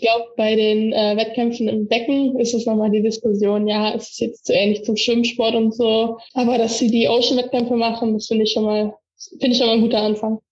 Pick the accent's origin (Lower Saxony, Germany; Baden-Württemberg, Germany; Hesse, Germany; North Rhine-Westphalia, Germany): North Rhine-Westphalia, Germany; Erkelenz; also born or lived in Warendorf; Da äh, komme ich her und da bin ich auch immer noch Mitglied